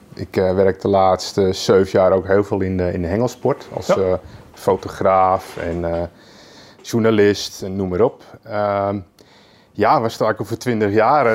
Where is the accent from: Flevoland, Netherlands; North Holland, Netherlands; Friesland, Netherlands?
Flevoland, Netherlands; Lelystad; also born or lived in Amsterdam; ik ben geboren in Amsterdam. Ja. Eh, op mijn vierde ben, zijn we naar Lelystad verhuisd